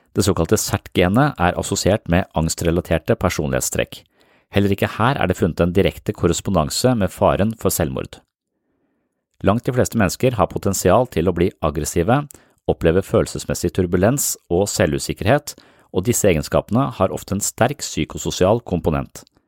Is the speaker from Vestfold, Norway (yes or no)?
yes; Nøtterøy, Vestfold, Norway; der jeg vokste opp, på Nøtterøy